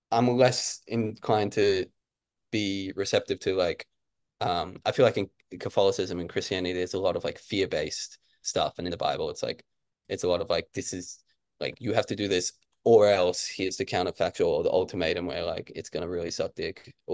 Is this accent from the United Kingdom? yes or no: no; Brisbane, Queensland, Australia; also born or lived in Kentucky; I grew up here in Brisbane, and when I was like real young, we moved back to Kentucky. So I'm half American.